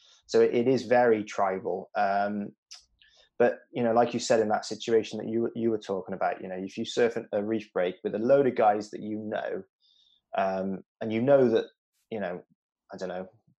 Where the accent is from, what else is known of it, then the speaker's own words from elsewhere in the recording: Newport, Wales, United Kingdom; I grew up in Newport